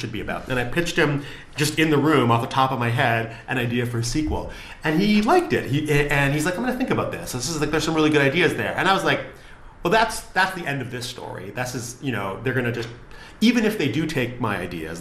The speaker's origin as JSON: {"language": "English", "town": "Vancouver", "region": "British Columbia", "country": "Canada", "tie": "born or raised there", "moved": "yes", "lives_now": "London, United Kingdom", "said": "I grew up in Vancouver where I didn't know anybody in the film industry"}